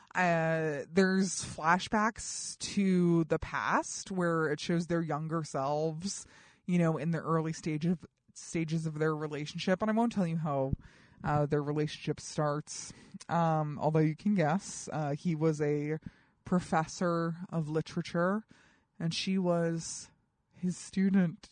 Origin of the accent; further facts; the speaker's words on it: Colorado, United States; I'm from Colorado